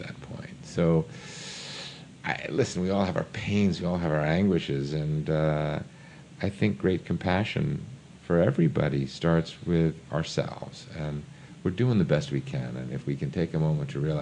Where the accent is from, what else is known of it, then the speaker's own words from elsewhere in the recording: New York, United States; I grew up in New York.